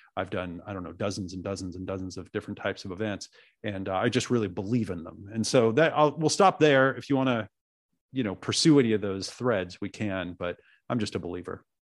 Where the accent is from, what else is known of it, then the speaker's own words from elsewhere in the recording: Oregon, United States; also born or lived in New York; I was born in New York, and they didn't want me to grow up in New York, so they moved to Oregon. So I grew up out in the woods of Oregon with these hippie parents